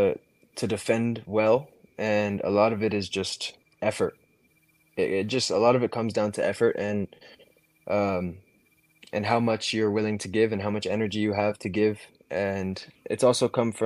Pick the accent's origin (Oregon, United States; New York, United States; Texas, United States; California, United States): California, United States; Santa Barbara; I grew up in Santa Barbara, California, playing club soccer my whole life